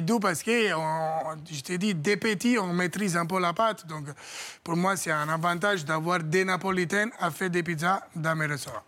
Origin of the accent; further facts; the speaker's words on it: Italy; French is a second language; moved away as an adult; now in France; j'ai quitté l'Italie à 18 ans